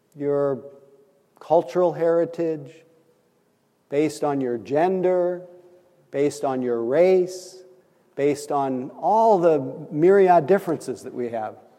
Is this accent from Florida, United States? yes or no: no; Nebraska, United States; accent: Midwest; moved away; I'm from Nebraska